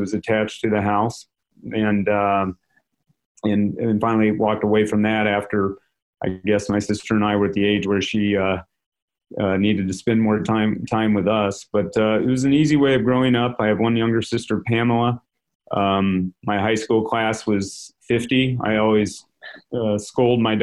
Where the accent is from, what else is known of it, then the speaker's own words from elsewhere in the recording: Olds, Iowa, United States; moved away; I'm from Olds, Iowa, OLDS.